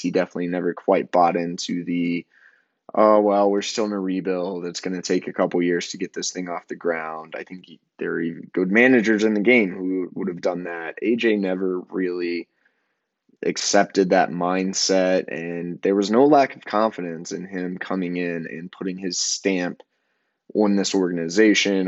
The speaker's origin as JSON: {"language": "English", "town": "Amarillo", "region": "Texas", "country": "United States", "tie": "born or raised there", "moved": "yes", "said": "I'm currently in my hometown of Amarillo, Texas."}